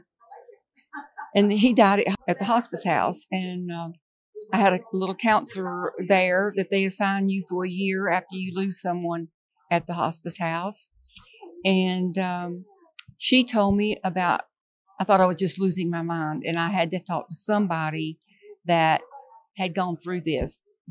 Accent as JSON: {"language": "English", "town": "Charlotte", "region": "North Carolina", "country": "United States", "said": "I am from Charlotte, North Carolina"}